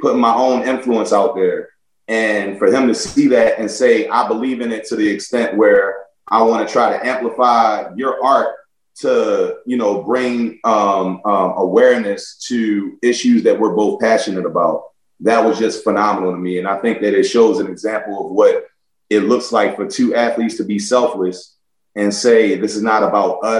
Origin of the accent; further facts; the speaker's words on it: Baltimore, Maryland, United States; also born or lived in Buffalo / New York; growing up in Baltimore